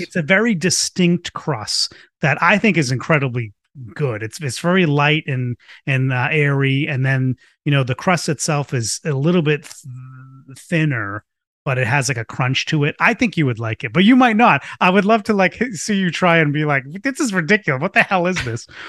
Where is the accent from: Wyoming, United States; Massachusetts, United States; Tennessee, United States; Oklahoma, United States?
Massachusetts, United States; Boston; I grew up in Boston going to, to Fenway Park with my, with my dad